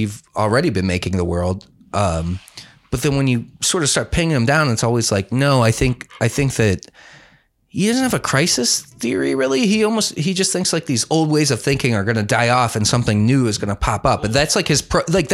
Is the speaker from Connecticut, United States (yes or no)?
no; Cleveland, Ohio, United States; accent: Cleveland; my Cleveland accent